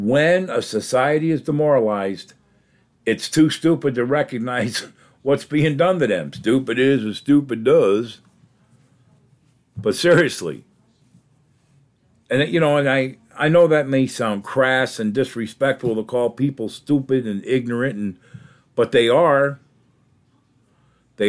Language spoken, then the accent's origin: English; United States; I grew up in America